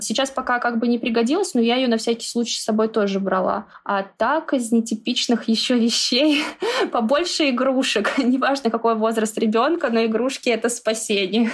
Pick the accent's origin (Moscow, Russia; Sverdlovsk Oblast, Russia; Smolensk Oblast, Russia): Moscow, Russia; мы из Москвы